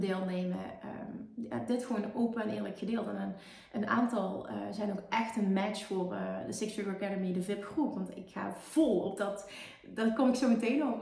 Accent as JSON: {"language": "Dutch", "country": "Netherlands", "said": "Ik kom uit Nederland"}